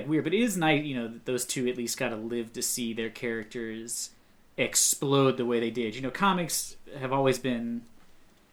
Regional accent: Ohio, United States; my hometown, a not very large really? Town in Ohio

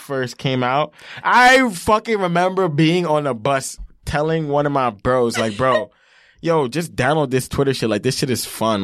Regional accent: Long Island, New York, United States; where I'm from, L

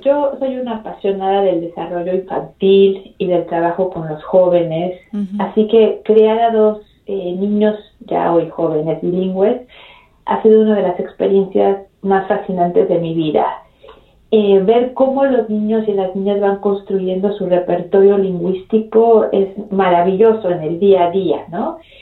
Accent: Mexico City, Mexico; also born or lived in Baltimore, Maryland, United States; regresamos a la Ciudad de México cuando yo tenía dos años. Así que crecí en la Ciudad de México

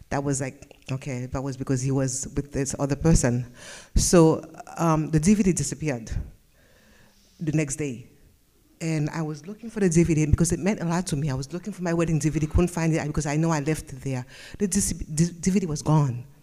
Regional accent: West Palm Beach, Florida, United States; I'm from West Palm and my testimony is sitting in the back.

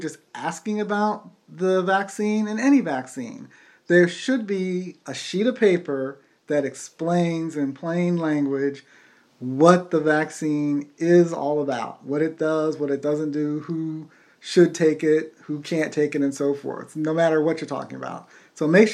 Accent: United States; we're American, so, you know, we do our own thing with English sometimes

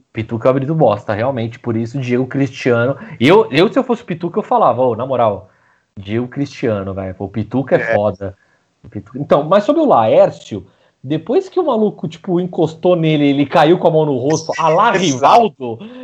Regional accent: Brazil; sendo brasileiro

